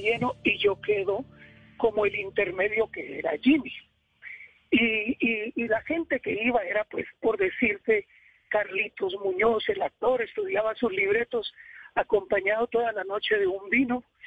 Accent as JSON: {"language": "Spanish", "town": "Cartago", "region": "Valle del Cauca", "country": "Colombia", "also_born_or_lived": "Bogotá", "moved": "yes", "said": "yo soy de Cartago, Valle del Cauca"}